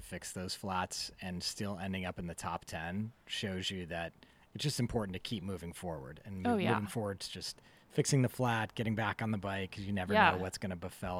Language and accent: English; East Coast, United States; In Vermont, because I grew up on the East Coast